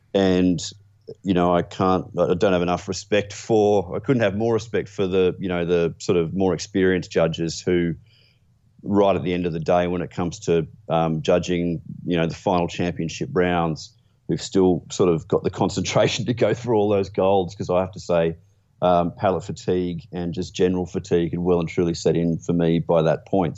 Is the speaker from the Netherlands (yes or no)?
no; Australia; being an Australian